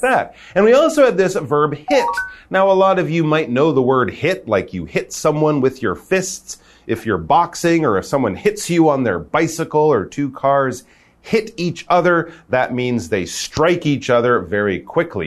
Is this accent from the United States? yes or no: no; Canada; now in Taiwan